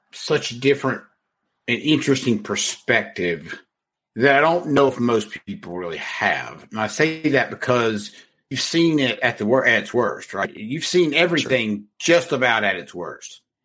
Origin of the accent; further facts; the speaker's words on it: North Carolina, United States; I'm from North Carolina